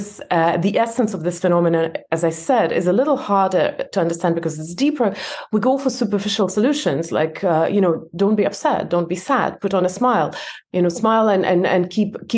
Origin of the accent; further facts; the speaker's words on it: Belarus; moved away; I was born in Belarus. It's a different country now, and in my passport, it looks as if I immigrated